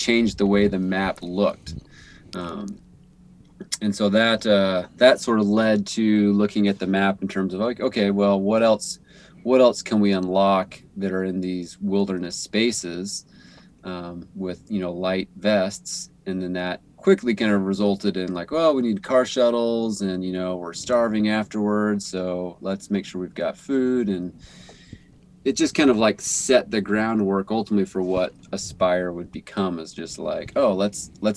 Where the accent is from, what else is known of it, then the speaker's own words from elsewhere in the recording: Grass Valley, California, United States; moved away as an adult; also born or lived in Vancouver; now in Bellingham, United States; I grew up in Northern California in the foothills of the Sierra Nevada mountains. So in the Grass Valley, Nevada City area